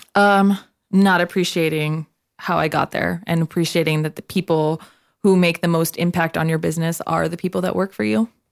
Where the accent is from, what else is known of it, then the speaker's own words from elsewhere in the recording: Nogales, Arizona, United States; I am from Nogales, Arizona